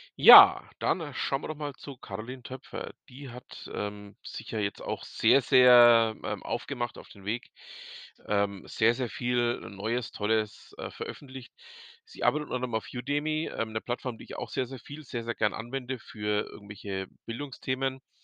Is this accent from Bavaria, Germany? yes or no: yes; Franconia, Bavaria, Germany; bei uns in Franken